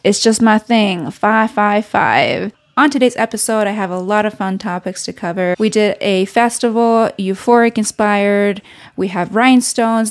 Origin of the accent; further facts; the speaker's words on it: Reno, Nevada, United States; moved away; I haven't been in my hometown since the pandemic